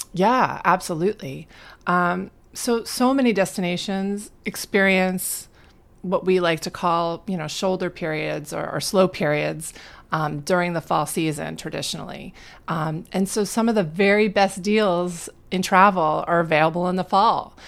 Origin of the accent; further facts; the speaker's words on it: New Jersey, United States; while I was in school growing up in New Jersey